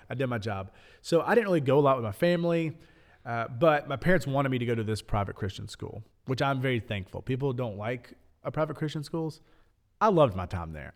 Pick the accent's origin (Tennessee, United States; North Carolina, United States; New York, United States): Tennessee, United States; Lebanon; Growing up in Middle Tennessee, growing up in Lebanon